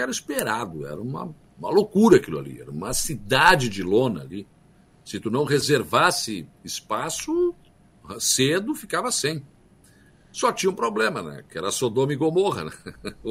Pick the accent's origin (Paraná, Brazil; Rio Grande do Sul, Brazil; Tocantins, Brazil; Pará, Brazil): Rio Grande do Sul, Brazil; now in Santa Catarina, Brazil